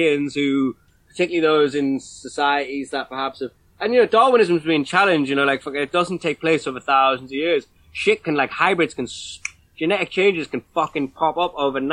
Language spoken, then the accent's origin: English; Newcastle upon Tyne, North East England, United Kingdom; as a kid growing up in Newcastle